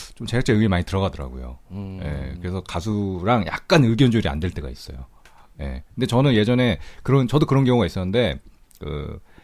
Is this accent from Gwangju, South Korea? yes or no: no; Seoul, South Korea; 저는 원래 이제 그냥 오리지널 서울 태생이다 보니까